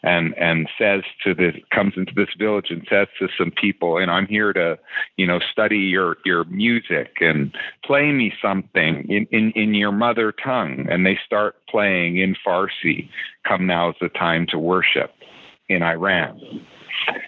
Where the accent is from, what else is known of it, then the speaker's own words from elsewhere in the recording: Abbotsford, British Columbia, Canada; I grew up in Abbotsford